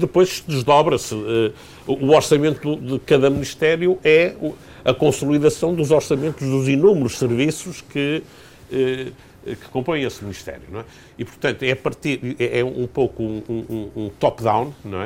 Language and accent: Portuguese; Portugal; como cidadão, como português